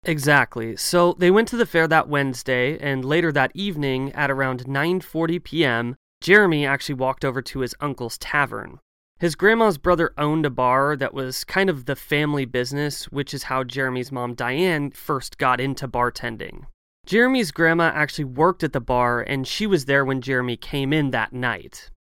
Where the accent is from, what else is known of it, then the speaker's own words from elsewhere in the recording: Oregon, United States; based in my home state of Oregon